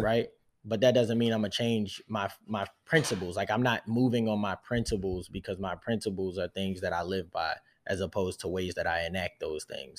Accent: United States; first language English; I'm American, I'm not French.

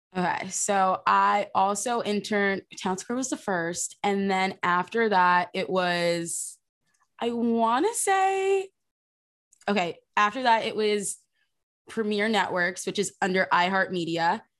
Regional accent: New Jersey, United States; I'm from South Jersey

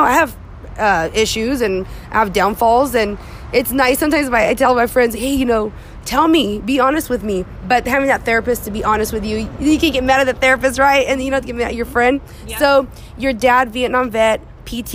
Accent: Visalia, California, United States; I grew up in Visalia.

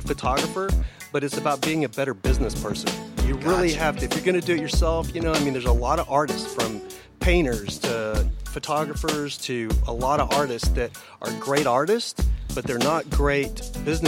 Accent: Dallas, Texas, United States; moved away; I'm from Dallas, and when I lived in Dallas

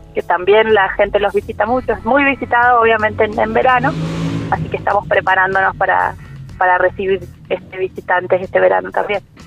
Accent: San Luis, Argentina; yo no nací en Trapiche, sino que soy puntana, yo nací en San Luis

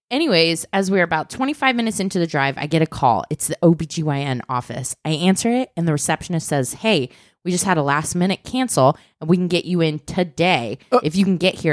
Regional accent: Michigan, United States; I was leaving for Cincinnati, Ohio in the fall, and I'm from Michigan.

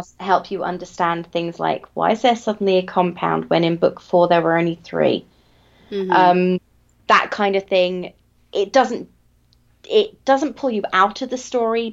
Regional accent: England, United Kingdom; I am English

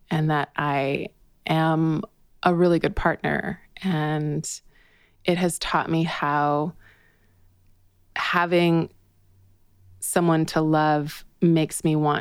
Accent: British Columbia, Canada; moved away; also born or lived in Toronto; I grew up in British Columbia.

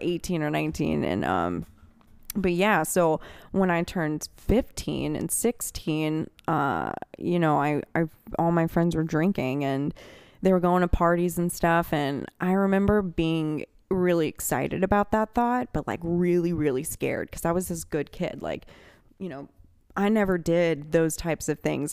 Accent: Birmingham, Alabama, United States; also born or lived in Metairie, Louisiana; I was born in Metairie, and I grew up in Birmingham, Alabama

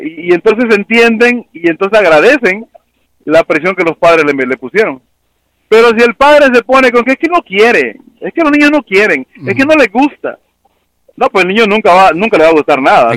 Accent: Mexico; now in United States

